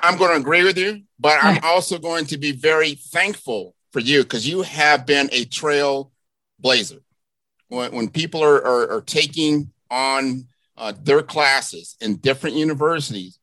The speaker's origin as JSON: {"language": "English", "town": "Miami", "region": "Florida", "country": "United States", "tie": "born or raised there", "said": "my hometown of Miami, Florida"}